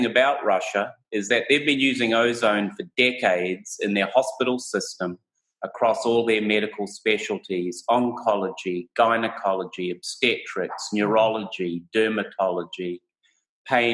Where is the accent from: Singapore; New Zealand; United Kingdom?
New Zealand; also born or lived in Portland, Oregon, United States / Hawaii, United States; I'm a New Zealander